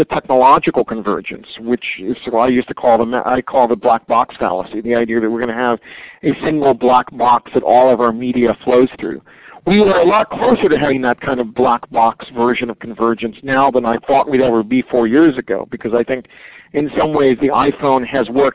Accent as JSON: {"language": "English", "town": "Atlanta", "region": "Georgia", "country": "United States", "tie": "born or raised there", "said": "I grew up in Atlanta in the 60s"}